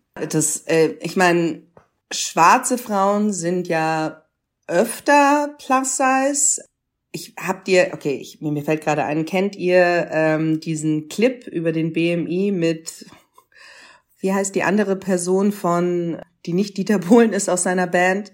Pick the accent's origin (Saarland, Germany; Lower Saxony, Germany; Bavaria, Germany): Bavaria, Germany; Munich; ich bin in Bayern geboren, in Bayern, in München aufgewachsen.